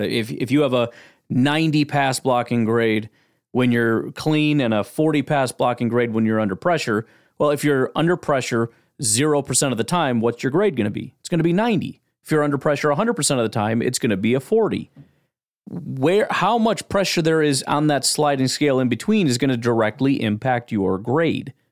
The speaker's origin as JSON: {"language": "English", "town": "Chicago", "region": "Illinois", "country": "United States", "tie": "born or raised there", "said": "I grew up in Chicago."}